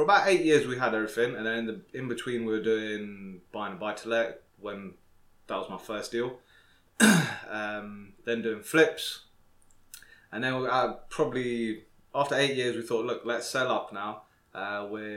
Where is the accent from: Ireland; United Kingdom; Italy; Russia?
United Kingdom; Slough, South East England; I'm originally from London, Slough Town